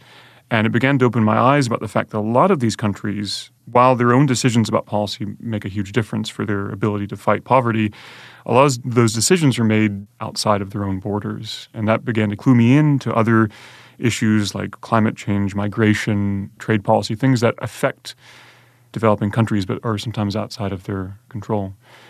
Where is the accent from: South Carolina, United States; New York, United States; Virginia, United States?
South Carolina, United States; Conway; my parents picked me up and moved to the small town of Conway, South Carolina. So I grew up in Conway, but because my mother's side of the family is from the UK, we were going back and forth quite a lot